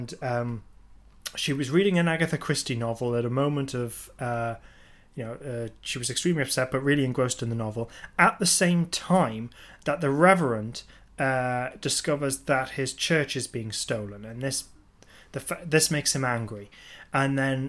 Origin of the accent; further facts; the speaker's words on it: England, United Kingdom; being English